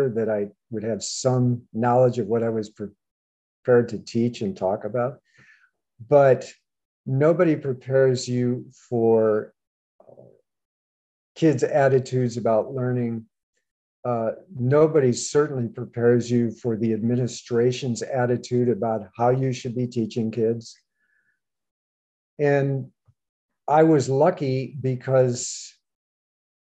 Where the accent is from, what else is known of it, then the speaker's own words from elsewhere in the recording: Chicago, Illinois, United States; moved away; Chicago, but I'm going to California